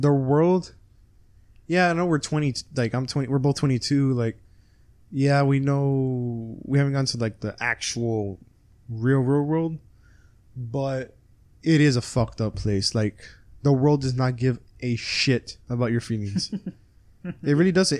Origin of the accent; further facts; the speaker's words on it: Texas, United States; we're from Texas